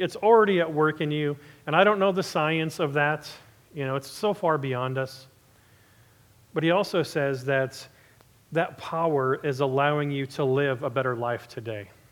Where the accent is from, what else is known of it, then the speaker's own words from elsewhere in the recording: Southern California, United States; I'm originally from SoCal